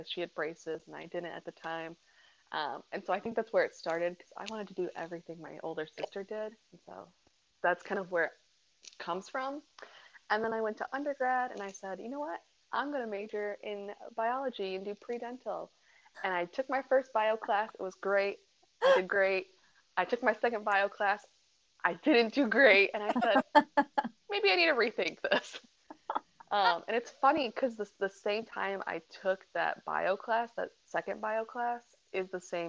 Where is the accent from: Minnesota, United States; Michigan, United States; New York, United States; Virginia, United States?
Michigan, United States; Muskegon; I am from Muskegon, Michigan, on the west side of Michigan